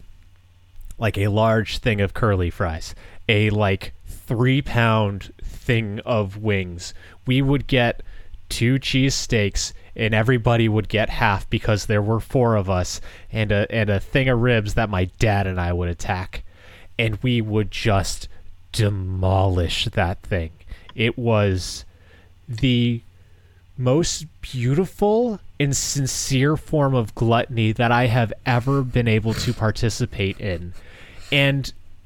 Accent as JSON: {"language": "English", "region": "Massachusetts", "country": "United States", "tie": "born or raised there", "moved": "yes", "said": "Back close to my hometown in Massachusetts"}